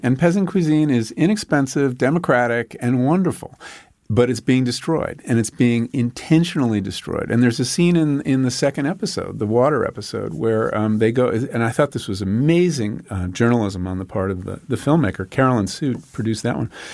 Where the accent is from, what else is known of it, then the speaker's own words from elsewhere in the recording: Long Island, New York, United States; When I grew up on Long Island